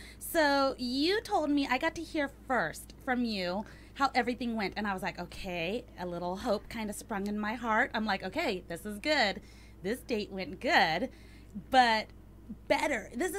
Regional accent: Carson City, Nevada, United States; I leave my hometown of Carson City in the lovely state of Nevada, where men are men and don't wear flip-flops with their jeans on.

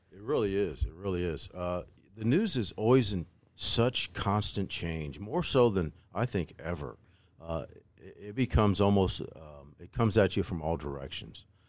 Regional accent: Decatur, Illinois, United States; I'm a Saint Teresa grad, right? I never thought I'd be on the news in W A N D in my hometown

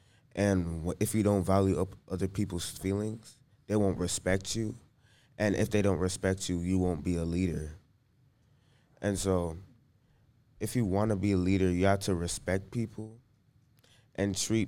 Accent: Fort Lauderdale, Florida, United States; I'm 13 years old, and I'm from Fort Lauderdale.

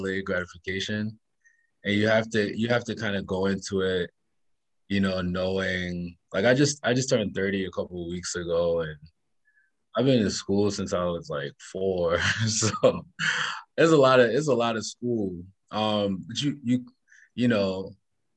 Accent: Charlotte Amalie, U.S. Virgin Islands; moved away as an adult; also born or lived in Washington, D.C.; I grew up in St. Thomas in the Virgin Islands

